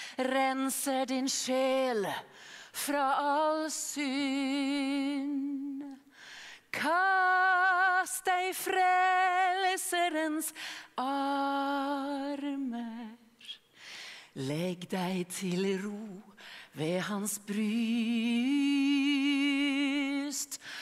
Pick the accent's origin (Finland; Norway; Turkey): Norway; now in Gothenburg, Sweden; jag var bara nio år gammal när fröken Astrid Sörensen hemma i Norge frågade klassen